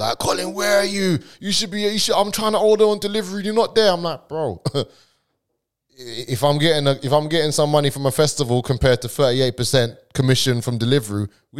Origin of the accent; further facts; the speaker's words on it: Brentwood, East of England, United Kingdom; I said, "No, you're letting me in. I come from Brentwood."